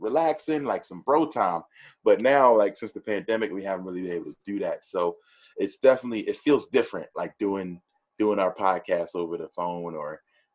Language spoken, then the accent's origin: English; East Coast, United States; I'm an East Coast dude. I grew up on the East Coast